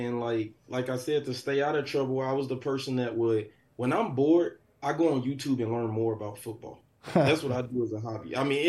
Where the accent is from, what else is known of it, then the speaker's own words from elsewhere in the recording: St. Louis, Missouri, United States; Growing up in St. Louis, football was an escape for me.